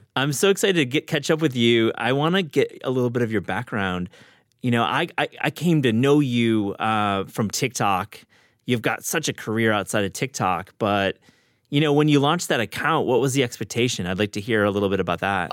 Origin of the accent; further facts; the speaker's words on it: Kalamazoo, Michigan, United States; I grew up in Kalamazoo.